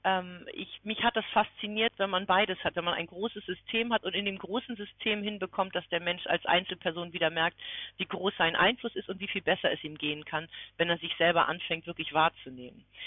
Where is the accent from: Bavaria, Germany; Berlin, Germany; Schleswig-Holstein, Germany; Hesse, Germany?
Schleswig-Holstein, Germany; near Kiel; Ich bin in der Nähe von Kiel groß geworden